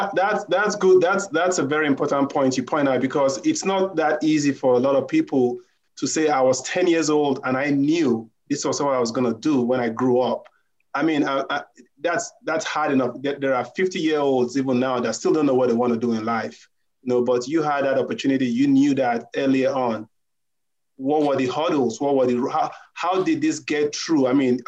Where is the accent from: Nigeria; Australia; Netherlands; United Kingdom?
Nigeria; now in United States; I'm from Nigeria originally. I'm learning how to be black in America.